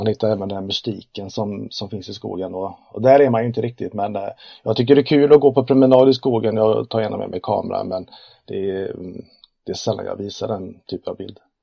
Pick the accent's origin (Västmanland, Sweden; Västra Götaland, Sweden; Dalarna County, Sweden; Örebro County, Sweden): Västra Götaland, Sweden; Uddevalla; född och uppvuxen i Uddevalla, eh, i Bohuslän, mitten, hjärtat av Bohuslän kan man kalla.